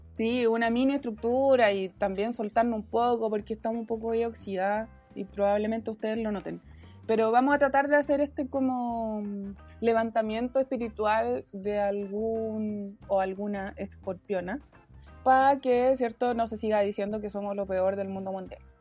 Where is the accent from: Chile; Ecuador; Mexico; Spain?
Chile; Iquique, Tarapacá; moved away; una iquiqueña, una clase media baja, huérfana, que se ganó una beca en la Chile